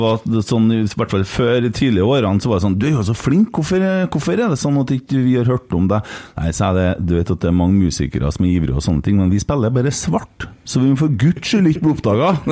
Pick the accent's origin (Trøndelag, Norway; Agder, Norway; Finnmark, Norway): Trøndelag, Norway; Bjugn; jeg sa egentlig veldig når jeg var liten, for jeg er fra Bjugn, og det ja, sier vi veldig